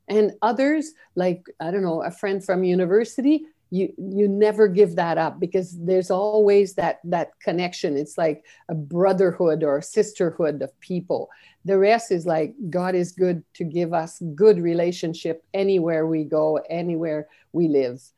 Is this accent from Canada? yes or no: yes; Canada; moved away as an adult; also born or lived in Peru / Guatemala / Brazil / China; I'm a Canadian, And I was, um, although I was born and educated here